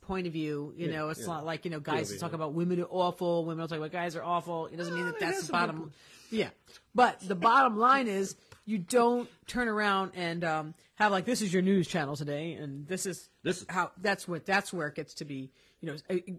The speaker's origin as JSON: {"language": "English", "region": "New York", "country": "United States", "also_born_or_lived": "Cleveland", "accent": "New York", "moved": "yes", "lives_now": "West Hollywood, United States", "said": "I'm a New Yorker, so, and I'm also Sicilian"}